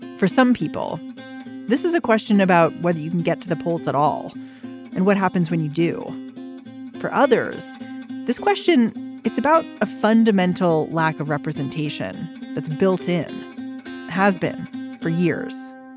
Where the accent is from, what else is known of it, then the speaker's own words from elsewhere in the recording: Maryland, United States; I grew up in Maryland